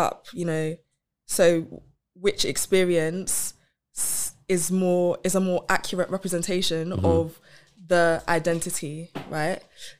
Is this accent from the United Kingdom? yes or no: yes; London, United Kingdom; first language Yoruba; English is a second language; I was born in North London.